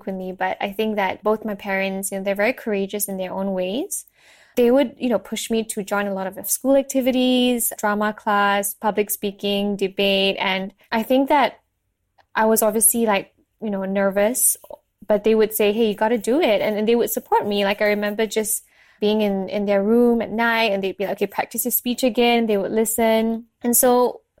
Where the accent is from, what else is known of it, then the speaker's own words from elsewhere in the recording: Subang Jaya, Selangor, Malaysia; I was born and raised in Malaysia.